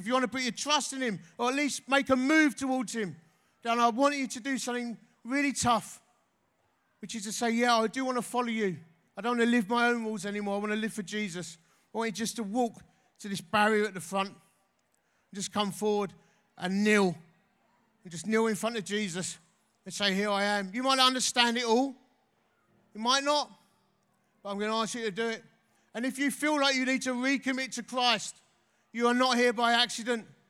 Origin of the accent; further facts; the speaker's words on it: Essex, East of England, United Kingdom; I'm from Essex